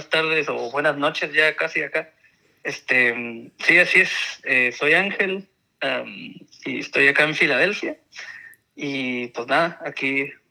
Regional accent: Tijuana, Baja California, Mexico; also born or lived in San Diego; soy de Tijuana, pero pues también por todo el tiempo que pasé en, la, en el área de Tijuana y San Diego

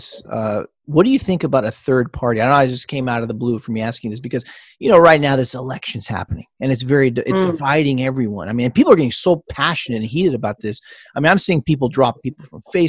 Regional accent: California, United States; growing up in California

